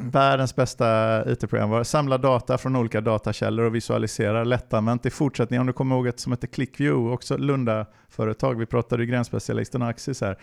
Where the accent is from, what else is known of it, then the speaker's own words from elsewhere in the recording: Alingsås, Västra Götaland, Sweden; now in Linköping, Sweden; jag kommer från Alingsås utanför eh, Göteborg. Men jag har bott i Linköping superlänge, sen ehm, sedan 90-talet